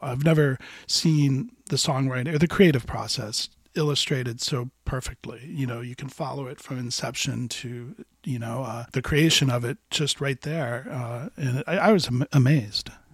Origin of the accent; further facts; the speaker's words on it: Miami, Florida, United States; my hometown